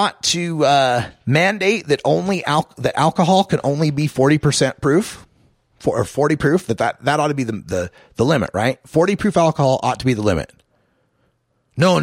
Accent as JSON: {"language": "English", "region": "Idaho", "country": "United States", "tie": "born or raised there", "moved": "yes", "said": "my home state of Idaho"}